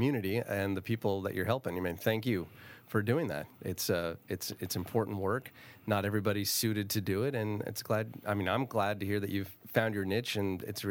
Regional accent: St. Helena, California, United States; I actually grew up, you know, growing up in St. Helena

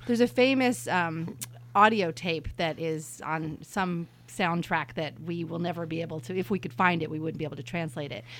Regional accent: New York City, New York, United States; also born or lived in San Francisco; now in Napa, United States; I was born in New York City

